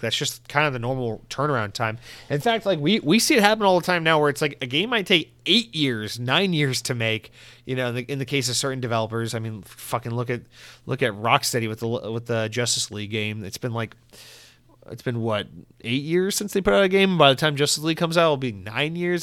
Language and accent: English; Georgia, United States; now in Florida, United States; growing up in Georgia, we did not have Mountain Dew Live Wire